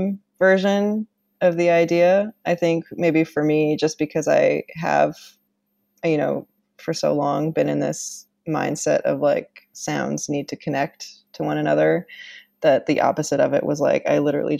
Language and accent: English; Canada; I used to work at this musical instrument museum in my hometown in Canada